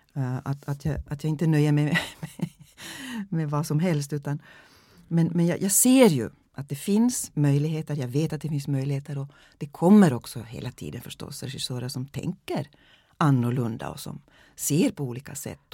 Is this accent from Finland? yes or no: yes; Finland; first language Swedish; Jag är finlandssvensk